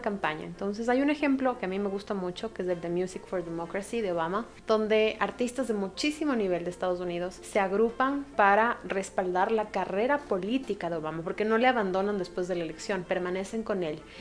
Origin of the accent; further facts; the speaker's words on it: Ecuador; como ecuatorianos exportamos